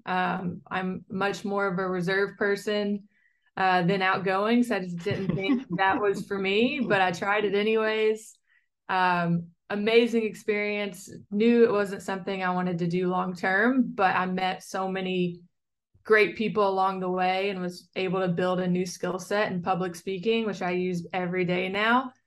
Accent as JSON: {"language": "English", "region": "Western Kentucky", "country": "United States", "tie": "born or raised there", "also_born_or_lived": "Durham, North Carolina / Chicago", "moved": "as an adult", "said": "I'm a very proud Kentucky native"}